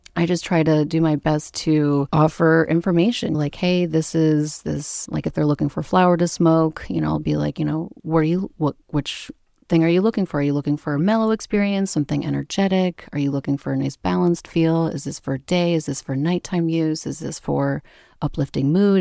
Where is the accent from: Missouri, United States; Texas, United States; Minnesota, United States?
Minnesota, United States; Minneapolis; moved away as an adult; now in Vermont, United States; I grew up in the Midwest in Minneapolis